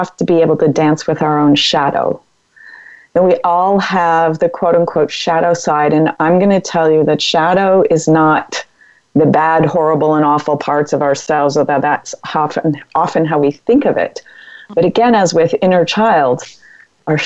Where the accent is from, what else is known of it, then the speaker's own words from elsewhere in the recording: Massachusetts, United States; now in California, United States; I'm from Massachusetts